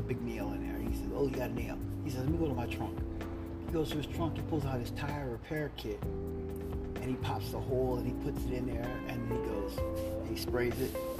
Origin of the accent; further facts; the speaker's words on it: Midwest, United States; now in California, United States; I'm from the Midwest, so I live in California now.